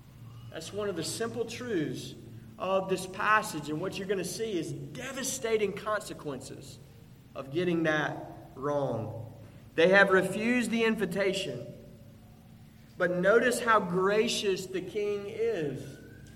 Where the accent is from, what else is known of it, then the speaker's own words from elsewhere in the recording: Pearl, Mississippi, United States; I grew up in Pearl, Mississippi